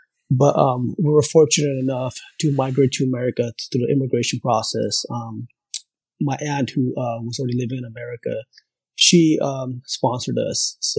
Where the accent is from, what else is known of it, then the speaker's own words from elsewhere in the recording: Pakistan; born there; So I was born in Pakistan. My parents are from Pakistan. We're Christians. So there's not a lot of Christians in Pakistan.